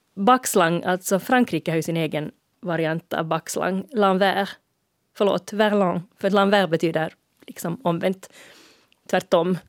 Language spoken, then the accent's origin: Swedish; Finland; vi i Finland som lägger ett långt å i måns